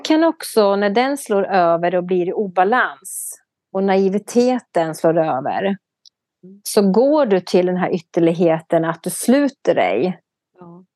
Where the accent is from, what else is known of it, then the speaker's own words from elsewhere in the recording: Sweden; vi tydligen har som svenskar